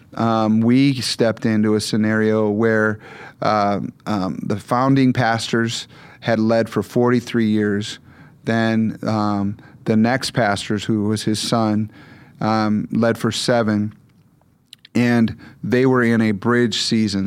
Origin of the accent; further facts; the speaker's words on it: Michigan, United States; moved away; I mostly grew up in Michigan